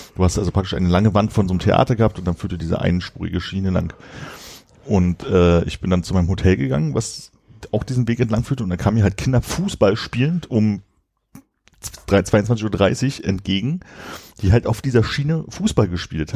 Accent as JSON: {"language": "German", "region": "Berlin", "country": "Germany", "said": "als Berliner"}